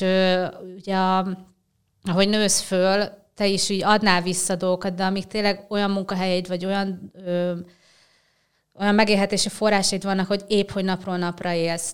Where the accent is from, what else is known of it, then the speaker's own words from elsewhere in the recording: Bács-Kiskun, Hungary; moved away as an adult; also born or lived in Somogy County / Budapest; Bácskiskú megyei vagyok